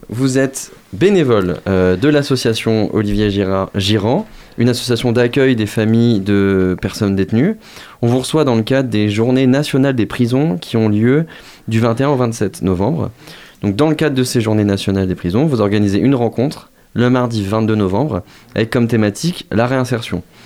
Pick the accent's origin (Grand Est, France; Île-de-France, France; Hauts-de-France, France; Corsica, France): Grand Est, France; Moselle; je viens de la Moselle